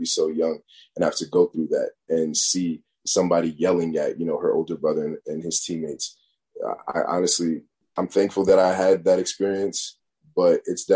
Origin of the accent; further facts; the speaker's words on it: Northeast, United States; growing up in the Northeast.